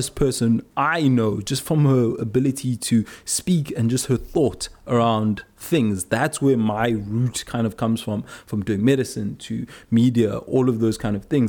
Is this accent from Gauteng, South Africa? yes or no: no; South Coast, KwaZulu-Natal, South Africa; we come from a similar place, the South Coast